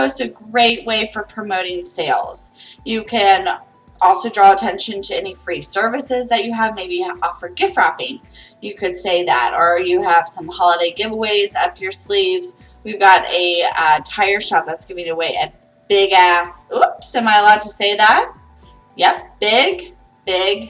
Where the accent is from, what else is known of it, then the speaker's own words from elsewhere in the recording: Ohio, United States; now in Florida, United States; Growing up in Ohio